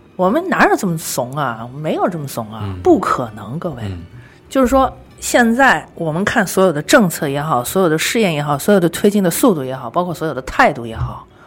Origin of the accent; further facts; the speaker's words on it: Shanghai, China; 咱们两个人都从小在上海长大的